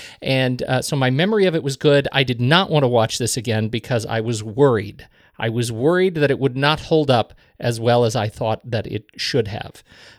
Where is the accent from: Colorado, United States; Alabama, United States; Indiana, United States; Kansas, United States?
Colorado, United States; No, neither of us. No, we're from Colorado.